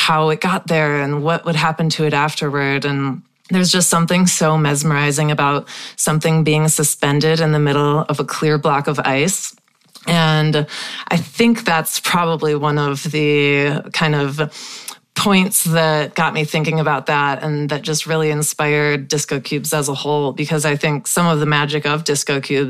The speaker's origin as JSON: {"language": "English", "region": "Wisconsin", "country": "United States", "tie": "born or raised there", "said": "Growing up in Wisconsin"}